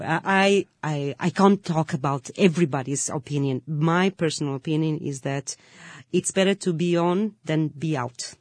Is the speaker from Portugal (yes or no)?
yes; Lisbon, Portugal; I'm from Lisbon